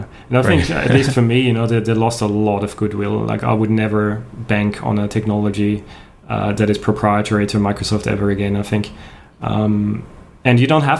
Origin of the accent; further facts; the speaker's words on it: Austria; first language German; English is a second language; moved away as an adult; now in Australia; I'm a native German speaker. I'm from Austria originally. I moved to Australia in 2006, so quite a while ago, but yeah, both grew up in Austria